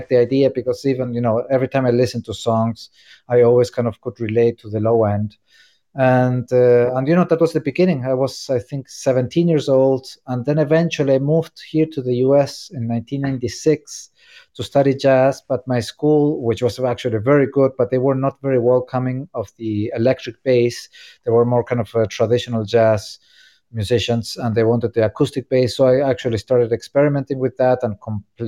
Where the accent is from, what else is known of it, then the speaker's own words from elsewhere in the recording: Córdoba, Argentina; now in New York, United States; my hometown in Argentina, Cordoba